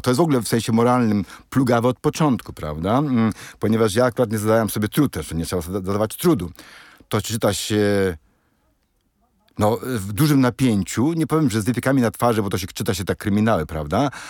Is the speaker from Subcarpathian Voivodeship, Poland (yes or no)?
yes; Krosno, Subcarpathian Voivodeship, Poland; u mnie w Krośnie, prawda, który jest mniejszy od hełma